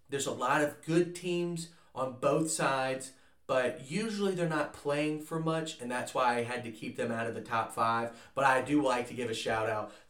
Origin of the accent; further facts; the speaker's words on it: the South, United States; since I'm from the South